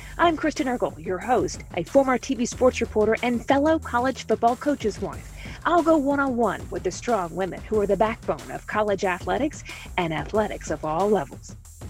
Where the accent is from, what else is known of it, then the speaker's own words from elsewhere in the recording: Memphis, Tennessee, United States; I'm in my own little personal studio here in Memphis, Tennessee, my hometown.